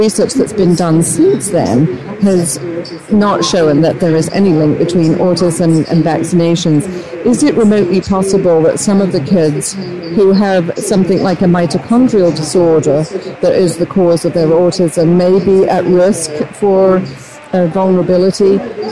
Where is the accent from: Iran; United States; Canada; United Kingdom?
United Kingdom; moved away; I'm originally from Great Britain.